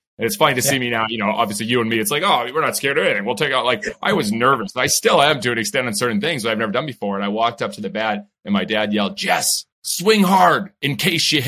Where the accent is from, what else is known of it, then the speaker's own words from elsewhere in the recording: Scituate, Massachusetts, United States; I grew up in a little town, Scituate, Massachusetts